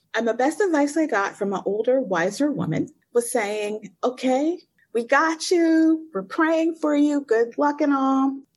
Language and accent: English; West Chester, Pennsylvania, United States; moved away as an adult; now in Cairo, Egypt; I grew up in Pennsylvania, a sweet small town, Westchester, Pennsylvania, in the same house my whole life